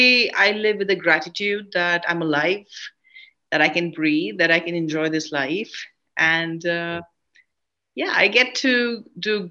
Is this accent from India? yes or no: yes; India; I am an Indian film actress and been working for the last 30 years in the cinemas